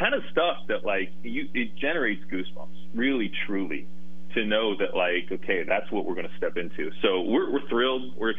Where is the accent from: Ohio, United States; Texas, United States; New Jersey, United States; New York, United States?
Ohio, United States; now in Washington, United States; I grew up in Ohio